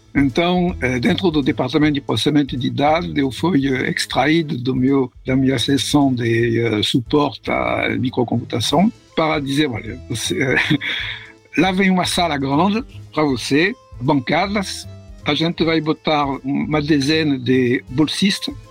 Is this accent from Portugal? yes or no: no; Paris, Île-de-France, France; Portuguese is a second language; moved away as an adult; also born or lived in Rio de Janeiro, Brazil; eu nasci em Paris, França, em 1945.